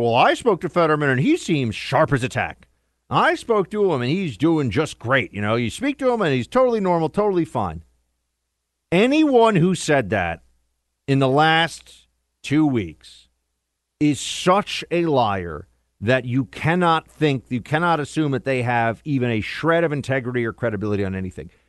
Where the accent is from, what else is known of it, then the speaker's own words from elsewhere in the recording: New York, United States; the Empire State, my home state